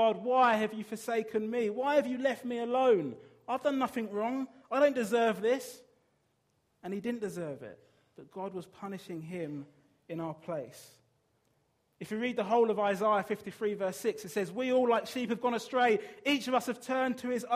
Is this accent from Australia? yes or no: no; Brighton, South East England, United Kingdom; moved away; I'm from Brighton